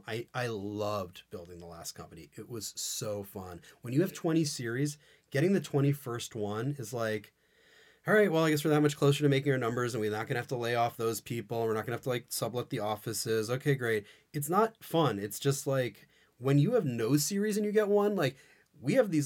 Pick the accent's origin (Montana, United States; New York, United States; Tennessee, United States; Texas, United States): New York, United States; New York City; I grew up in New York City.